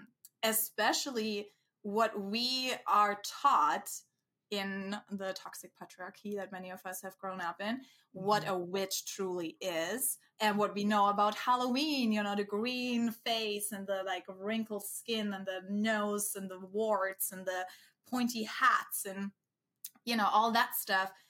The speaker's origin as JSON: {"language": "English", "country": "Germany", "tie": "born or raised there", "moved": "yes", "said": "very close to where I come from, I'm from Germany, very close to my hometown"}